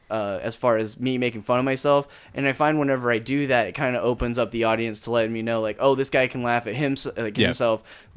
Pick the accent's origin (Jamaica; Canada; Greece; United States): United States; Taft; moved away; in Taft, my hometown